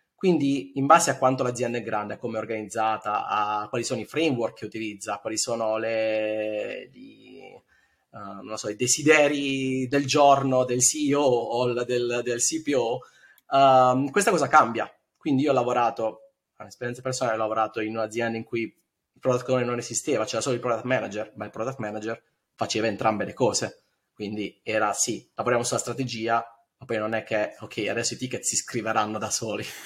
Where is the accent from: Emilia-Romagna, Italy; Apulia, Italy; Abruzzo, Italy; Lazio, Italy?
Apulia, Italy; Bari; moved away as an adult; now in Berlin, Germany; io sono di Bari ma mi trasferisco a Berlino otto anni fa